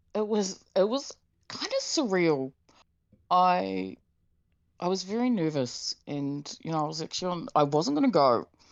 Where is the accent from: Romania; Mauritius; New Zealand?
New Zealand; Tauranga, Bay of Plenty; moved away; my hometown Tauranga